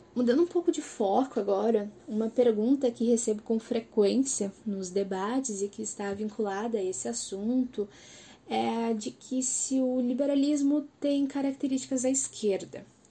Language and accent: Portuguese; Porto Alegre, Rio Grande do Sul, Brazil; sou de Porto Alegre